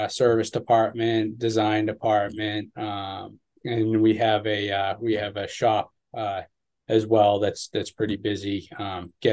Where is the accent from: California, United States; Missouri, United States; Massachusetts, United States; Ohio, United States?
Massachusetts, United States; Ipswich; I grew up in Ipswich, Mass